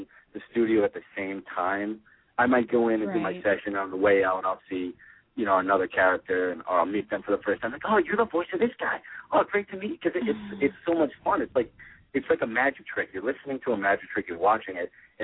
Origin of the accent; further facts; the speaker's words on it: Boston, Massachusetts, United States; I'm from the Boston area. I live in Boston right now